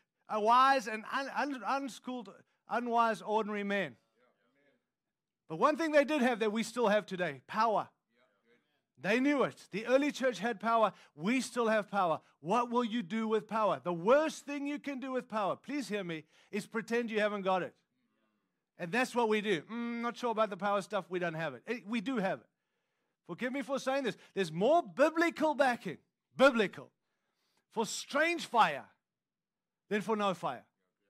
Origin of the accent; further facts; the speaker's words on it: United States; I'm an American. I'm proud to be one.